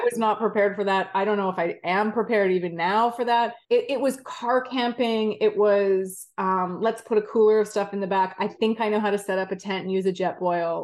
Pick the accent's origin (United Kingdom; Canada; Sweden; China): Canada; Vancouver, British Columbia; I grew up in Vancouver, Canada, skied, skied at Whistler pretty much all my life